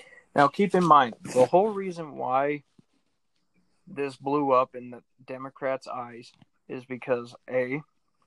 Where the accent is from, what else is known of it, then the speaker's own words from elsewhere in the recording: United States; as an American